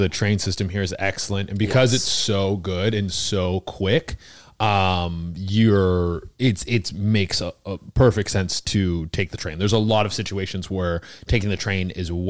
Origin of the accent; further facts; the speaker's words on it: British Columbia, Canada; moved away as an adult; also born or lived in Mexico; now in Toronto, Canada; I'm from British Columbia, but I spent like 8 or 9 years in Toronto.